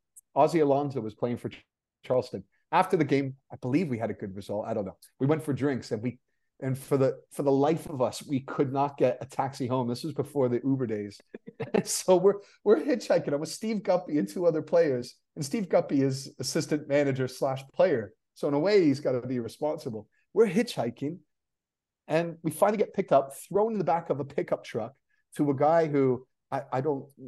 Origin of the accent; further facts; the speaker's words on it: Canada; moved away; also born or lived in England; I'm Canadian, Scottish-Canadian